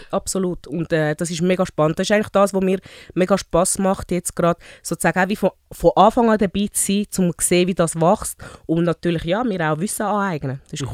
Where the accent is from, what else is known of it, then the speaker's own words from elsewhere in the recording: Zurich, Switzerland; accent: Zürischnurre; weil ich eigentlich eine typische Zürich Schnurren bin. Mein ähm, Hintergrund, ich bin ähm, in Zürich geboren, ursprünglich von Afrika, ähm, Mali und Nigeria